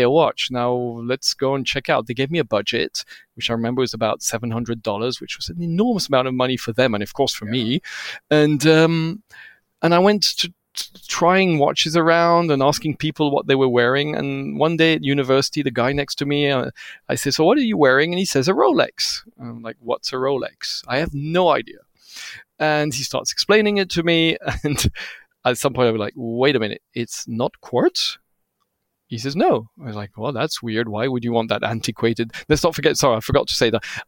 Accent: Switzerland; I looked like a little Swiss boy. I didn't speak Hindi.

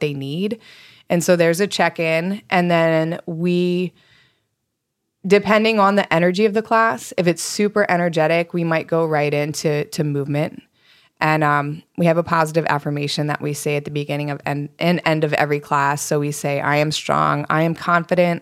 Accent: East Coast, United States; moved away; I grew up on the East Coast.

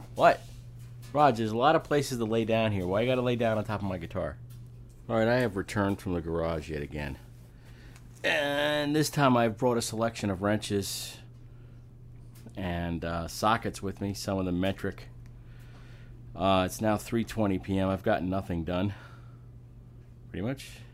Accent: Amityville, New York, United States; I was born in Amityville on Long Island

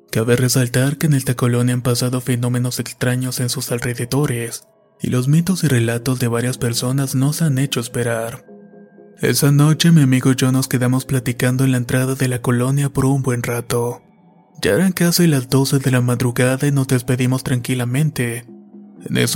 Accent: Manizales, Caldas, Colombia; Soy de Manizales, Colombia y estas son tres experiencias que he vivido a lo largo de mi vida.

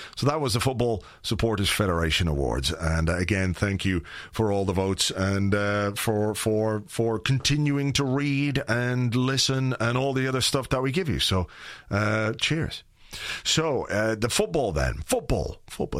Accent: Ireland; fellow Irishman.

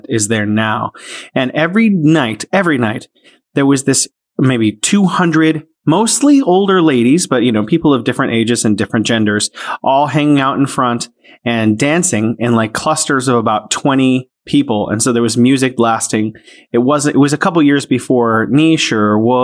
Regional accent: San Francisco, California, United States; moved away as an adult; now in Wuhan, China; I am from San Francisco, California, in the United States, although I am now living here in beautiful Wuhan, China

